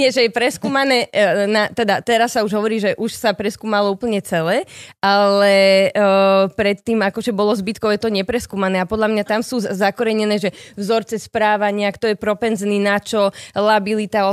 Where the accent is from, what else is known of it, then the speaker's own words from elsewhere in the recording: Bratislava, Bratislava Region, Slovakia; also born or lived in Bergamo, Italy; Ja som sa narodila v Bratislave